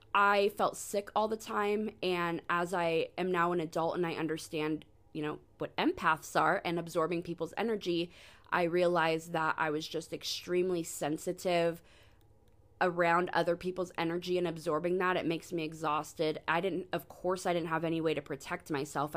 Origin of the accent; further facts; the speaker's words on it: Sacramento, California, United States; I was born in Sacramento, California in ninety-four